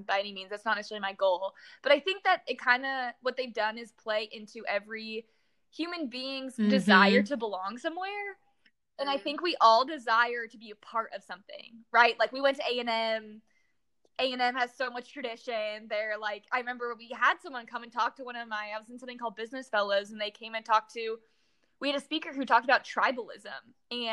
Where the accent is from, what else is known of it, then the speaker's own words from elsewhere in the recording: Danville, California, United States; moved away as an adult; also born or lived in College Station, Texas; now in Houston, United States; I was born and raised in San Francisco, literally till I came to college at A&M.